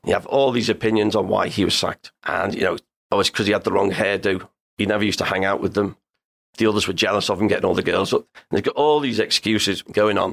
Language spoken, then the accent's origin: English; Liverpool, North West England, United Kingdom; I grew up in the Dingle. I lived around there till I was twenty-four.